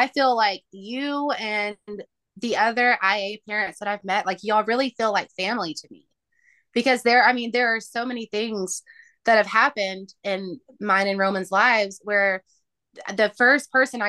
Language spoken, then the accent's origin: English; Tennessee, United States; my hometown